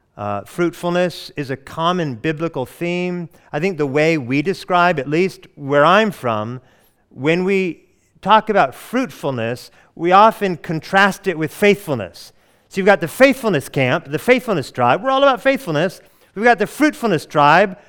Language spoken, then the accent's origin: English; Oregon, United States; also born or lived in Hawaii; now in Atlanta, United States; I hail from the Pacific Northwest of the United States, Oregon